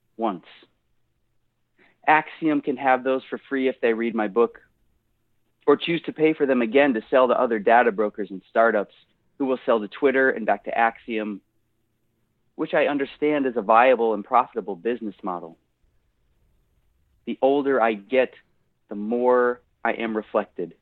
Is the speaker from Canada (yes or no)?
no; Buffalo, New York, United States; now in Nashville, United States; Well, I am from Buffalo. I am a Bills fan